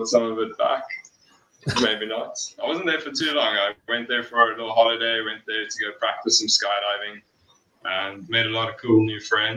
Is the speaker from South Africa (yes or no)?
yes; Johannesburg, Gauteng, South Africa; moved away as an adult; now in Malmesbury, South Africa; I grew up in Joburg. Pretty much lived my whole life in a suburb. I think it's Melville, just next to Auckland Park.